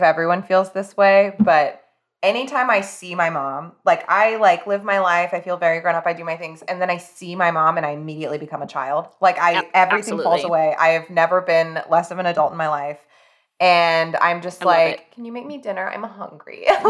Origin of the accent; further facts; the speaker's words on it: Kentucky, United States; also born or lived in California; And I'm from Western Kentucky, but I was born in Southern California and that's where my family is.